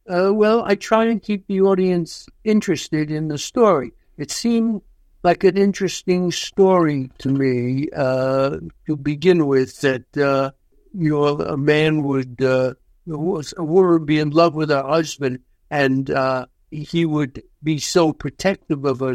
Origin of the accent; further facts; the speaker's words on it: New York, United States; I grew up in New York. I've lived my whole life in New York, so of course it's home to me